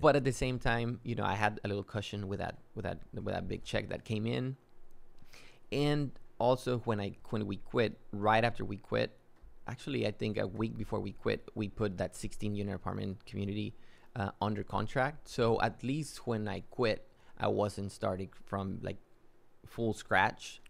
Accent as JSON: {"language": "English", "town": "Matamoros", "region": "Tamaulipas", "country": "Mexico", "tie": "born or raised there", "also_born_or_lived": "Yucatán, Mexico / Texas, United States", "moved": "as an adult", "lives_now": "San Antonio, United States", "said": "I grew up in Mexico. I'm originally from Yucatan in Mexico. Uh, I grew up in Matamoros. Went to school to high school all the way through high school in Mexico. Came to the U.S. for college."}